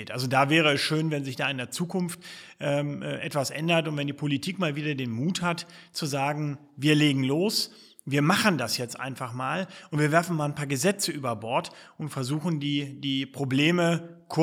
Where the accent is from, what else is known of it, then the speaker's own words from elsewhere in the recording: Lower Saxony, Germany; born there; Ich bin ja auch gebürtiger Sachse, allerdings Niedersachse